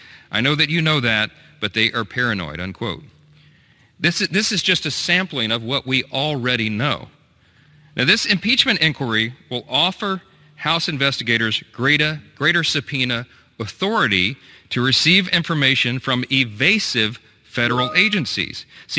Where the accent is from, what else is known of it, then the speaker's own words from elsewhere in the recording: Louisiana, United States; the Western District of Louisiana, my home state